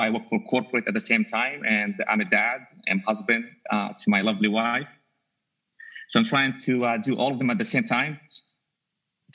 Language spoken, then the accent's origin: English; Jordan; English is a second language; moved away as an adult; also born or lived in Dubai, United Arab Emirates; now in United States; I was actually born in Dubai, but I grew up in Jordan